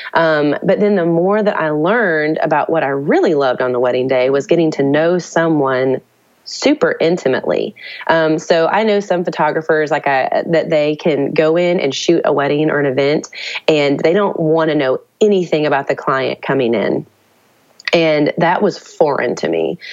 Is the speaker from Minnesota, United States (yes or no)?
no; Nashville, Tennessee, United States; I grew up in Nashville